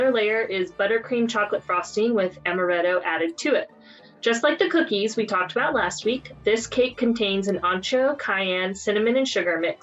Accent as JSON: {"language": "English", "region": "North Carolina", "country": "United States", "said": "I'm from North Carolina and there's a lot of shrimp here"}